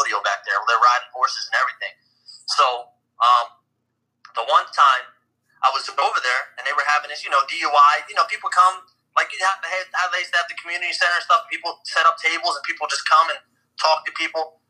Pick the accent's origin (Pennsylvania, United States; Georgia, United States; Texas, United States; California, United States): Pennsylvania, United States; Upper Darby; moved away as an adult; also born or lived in Collingdale, Pennsylvania / Philadelphia; now in New Mexico, United States; I grew up in Upper Darby, and then I moved to Collindale, then I went back to Upper Darby